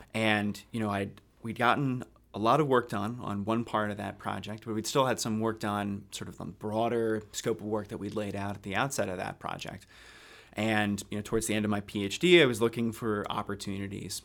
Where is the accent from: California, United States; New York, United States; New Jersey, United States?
New Jersey, United States; Haddonfield; moved away as an adult; also born or lived in Philadelphia / Boston / Cambridge; I'm from South Jersey originally. Uh, grew up about ten, fifteen minutes outside Philadelphia in a town called Haddonfield